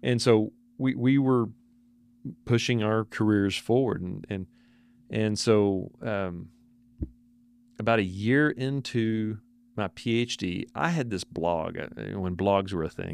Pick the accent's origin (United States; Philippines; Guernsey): United States; Paradise, Texas; also born or lived in Corsicana, Texas / Hubbard, Texas; I'm from Paradise, Texas